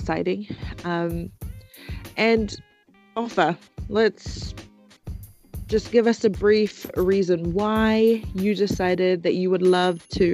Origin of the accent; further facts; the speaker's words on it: Auckland, New Zealand; I was born and raised in Auckland.